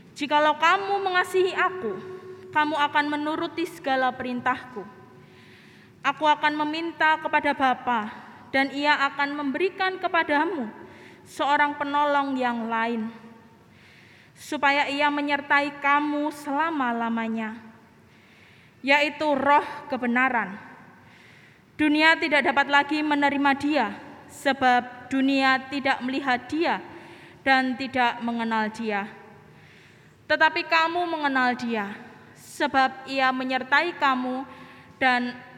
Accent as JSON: {"language": "Indonesian", "country": "Indonesia", "said": "negara kami Indonesia"}